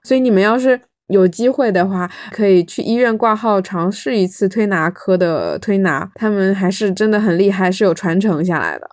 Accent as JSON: {"language": "Chinese", "region": "Fujian", "country": "China", "said": "我们福建这边不是很多人他会信基督嘛嗯。，有信基督的，有信妈祖的，也有信这种五行"}